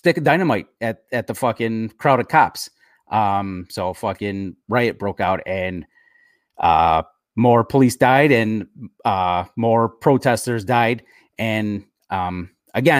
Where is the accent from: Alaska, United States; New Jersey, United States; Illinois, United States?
Illinois, United States; Chicago; where I grew up in Chicago